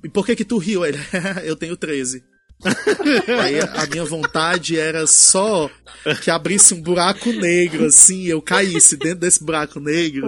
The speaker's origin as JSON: {"language": "Portuguese", "country": "Brazil", "said": "somos brasileiros"}